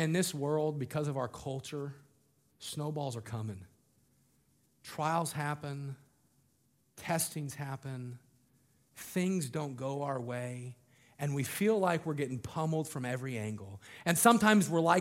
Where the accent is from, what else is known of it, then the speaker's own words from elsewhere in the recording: Colorado, United States; I grew up in Colorado